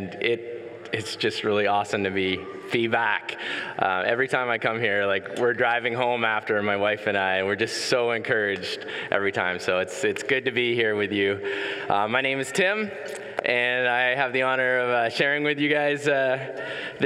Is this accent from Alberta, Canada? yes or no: no; Ottawa, Ontario, Canada; Born and raised in Ottawa